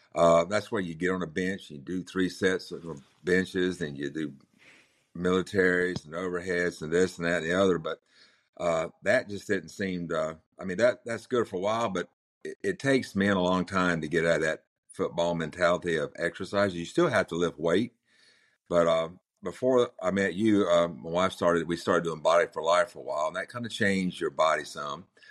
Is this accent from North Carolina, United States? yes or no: yes; Manteo, North Carolina, United States; also born or lived in Chapel Hill, North Carolina; I was born in Manio, which is the Outer Banks of North Carolina